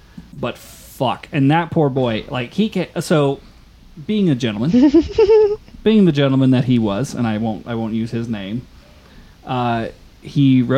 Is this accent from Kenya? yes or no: no; Cookstown, Northern Ireland, United Kingdom; as far as I know, I was born in Cookstown.